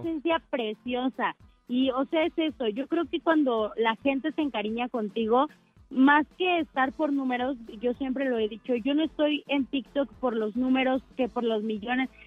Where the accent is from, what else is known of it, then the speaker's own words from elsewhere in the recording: Mexico City, Mexico; soy de aquí de Ciudad de México.